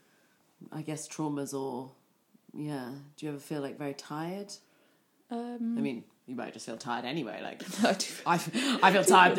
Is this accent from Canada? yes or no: no; United Kingdom; moved away; also born or lived in Berlin; I'm being British